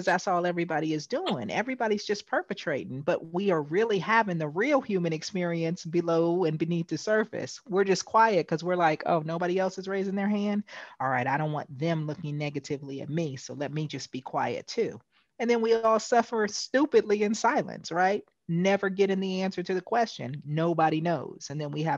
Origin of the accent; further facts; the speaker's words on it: West Coast, United States; I am from the West Coast